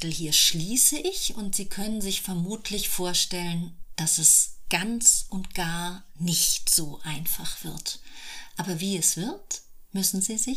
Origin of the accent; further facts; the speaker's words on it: Italy; born there; Ähm, also erstens bin ich in Italien geboren